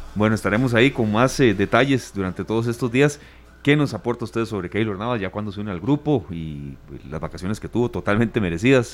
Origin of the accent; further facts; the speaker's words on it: Costa Rica; somos los ticos